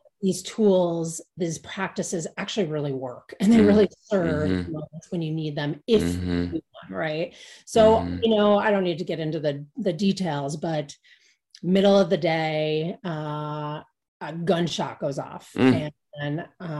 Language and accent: English; Cincinnati, Ohio, United States; now in Boulder, United States; I grew up in the Midwest too, but not. And where was that? Cincinnati.